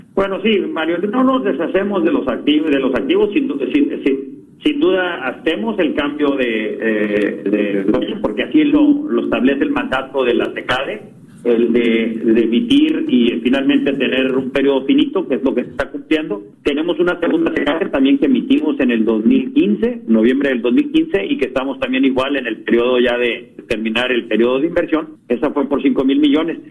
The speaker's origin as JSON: {"language": "Spanish", "region": "Tamaulipas", "country": "Mexico"}